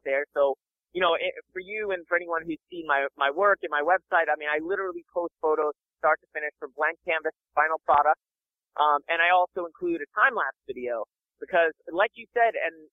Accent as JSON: {"language": "English", "area": "Long Island", "region": "New York", "country": "United States", "tie": "born or raised there", "also_born_or_lived": "Boston", "said": "I grew up on Long Island"}